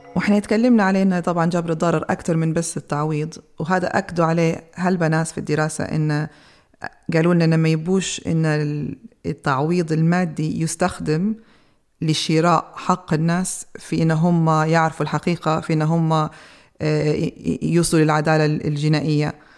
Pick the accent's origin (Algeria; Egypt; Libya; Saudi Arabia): Libya; لينا كليبيين